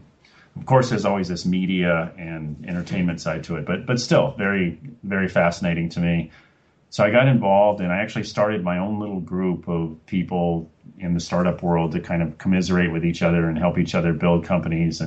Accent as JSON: {"language": "English", "town": "Los Angeles", "region": "California", "country": "United States", "tie": "born or raised there", "also_born_or_lived": "Oregon / Cambridge, Massachusetts / Salt Lake City / Colorado", "moved": "as an adult", "said": "And now I'm from Los Angeles, my hometown, and so yeah, I've been back in Los Angeles for a few years"}